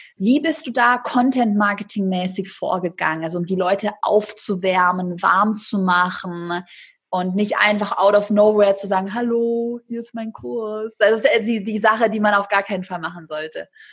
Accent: Swabia, Baden-Württemberg, Germany; ich bin auch Schwabe.

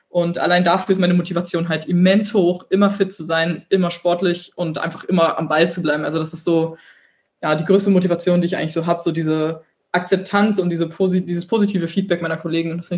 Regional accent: Berlin, Germany; ich komme aus Berlin, ich habe eine große Fresse

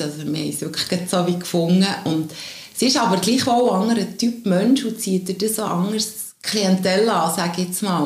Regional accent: Diesbach bei Büren, Bern, Switzerland; also born or lived in Zuberg; Ich bin in Diesbach bei Büren aufgewachsen, wohne aber jetzt schon ah, über 15 Jahre hier zu Berg.

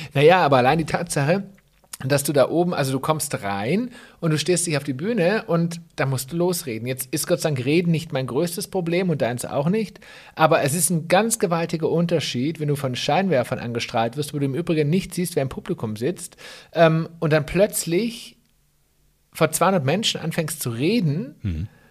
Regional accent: Swabia, Germany; als Schwabe

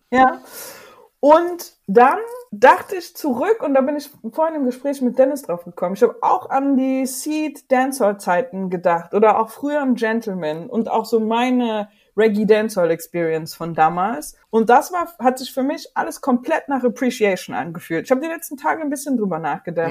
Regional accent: Chemnitz, Saxony, Germany; Seine Heimatstadt Chemnitz, die by the way auch meine Heimatstadt ist

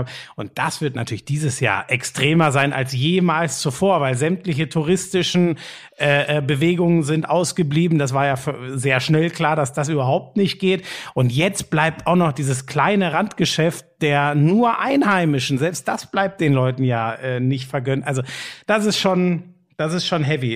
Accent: North Rhine-Westphalia, Germany; moved away; es ist meine alte Heimat da, NRW

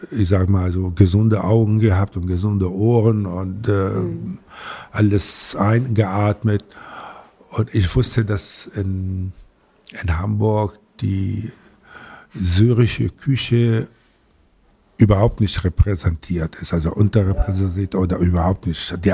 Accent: Latakia, Latakia Governorate, Syria; now in Germany; immer nur davon geträumt, als ich die Seefahrer in meiner Heimatstadt äh, Latakia äh, in der also gesehen habe, wenn sie einkaufen taten

